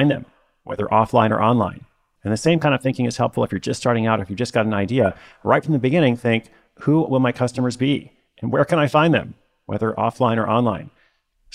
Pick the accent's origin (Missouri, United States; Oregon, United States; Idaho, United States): Oregon, United States; Portland; my hometown, Portland, Oregon